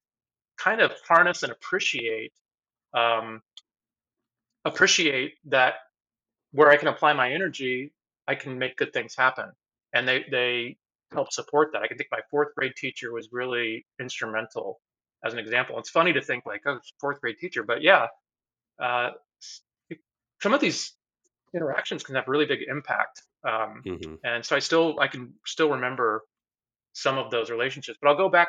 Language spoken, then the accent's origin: English; Boulder, Colorado, United States; moved away as an adult; also born or lived in Dallas, Texas / Ann Arbor, Michigan; now in Seattle, United States; I would say Boulder, because that's really where I went from elementary through